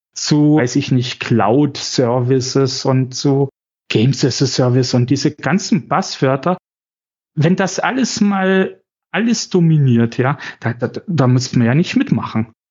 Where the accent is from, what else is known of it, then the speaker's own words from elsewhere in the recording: Chemnitz, Saxony, Germany; ich bin in Chemnitz aufgewachsen